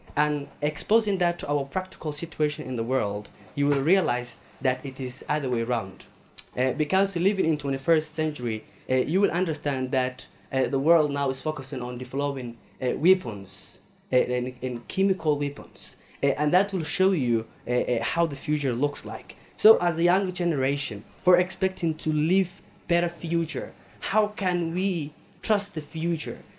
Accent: Somalia; I'm from Somalia

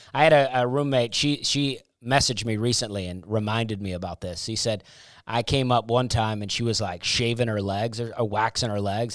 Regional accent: Alabama, United States; I grew up in Alabama

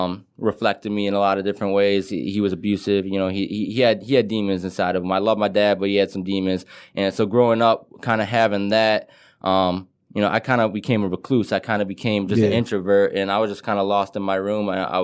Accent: Detroit, Michigan, United States; I grew up on a street called Carlisle. It was right behind 8 Mile.

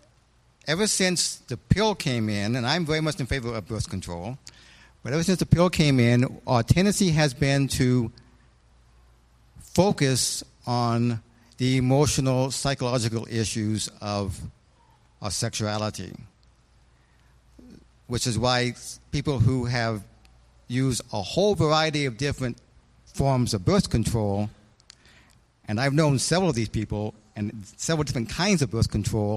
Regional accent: Idaho, United States; I'm not an Easterner. I was born and raised in Idaho, where having an Eastern accent was forbidden.

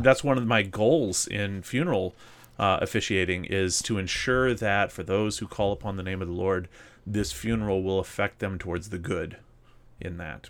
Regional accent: Mississippi, United States; moved away; growing up in Mississippi, I, there's, there's parts of Mississippi, a lot of it that I really miss

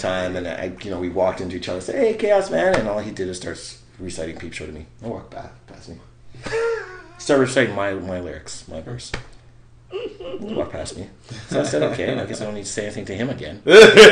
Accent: Winnipeg, Manitoba, Canada; we're from Winnipeg

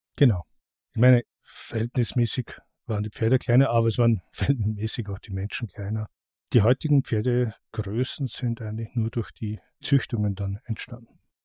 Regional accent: Austria; bei uns in Österreich

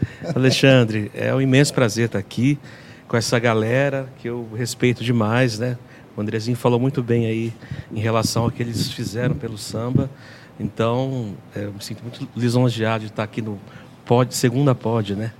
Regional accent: Araraquara, São Paulo, Brazil; sou daqui de São Paulo, né, de Araraquara.

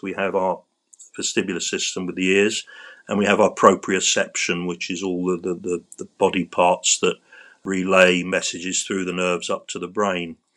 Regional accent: London, United Kingdom; I grew up in central London in a, a district called Battersea, which is by the River Thames

